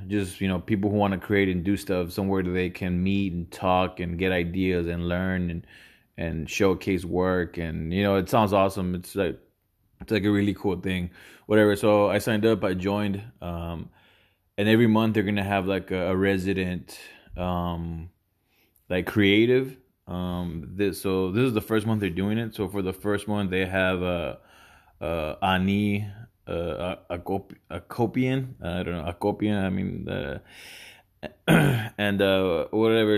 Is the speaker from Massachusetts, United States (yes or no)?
no; Houston, Texas, United States; growing up where I did, whatever, uh, Houston